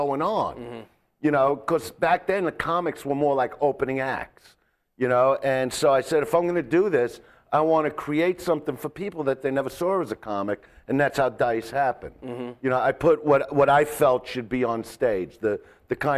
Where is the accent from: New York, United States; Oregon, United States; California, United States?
New York, United States; Brooklyn; now in Los Angeles, United States; I'm from Brooklyn